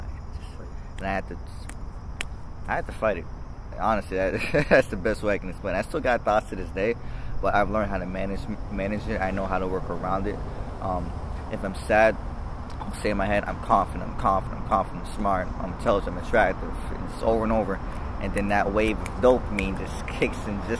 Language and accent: English; Boston, Massachusetts, United States; Dorchester. Manapin area, Hyde Park area